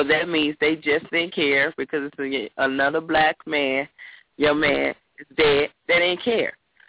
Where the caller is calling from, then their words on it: Los Angeles, California, United States; I'm calling from Los Angeles.